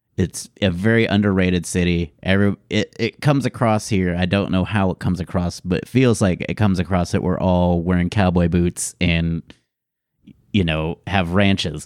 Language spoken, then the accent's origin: English; Houston, Texas, United States; I grew up in Houston